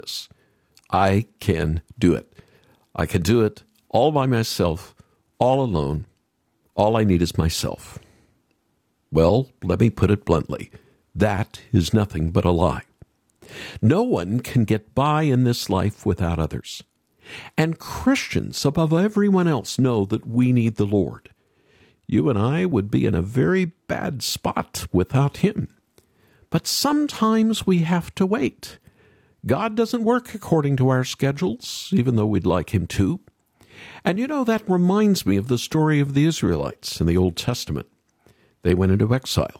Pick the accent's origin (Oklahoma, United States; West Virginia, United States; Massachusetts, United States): Oklahoma, United States; moved away; When I was growing up in Oklahoma